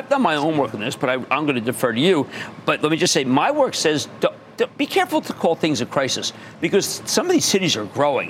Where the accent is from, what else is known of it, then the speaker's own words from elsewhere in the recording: Philadelphia, Pennsylvania, United States; Philadelphia, my hometown.